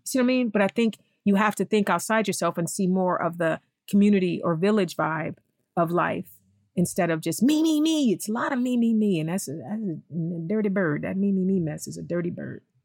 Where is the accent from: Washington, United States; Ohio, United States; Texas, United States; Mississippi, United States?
Ohio, United States; East Cleveland; moved away as an adult; now in Los Angeles, United States; East Cleveland. First of all, I talk about East Cleveland a lot, and I feel like sometimes I do my hometown a disservice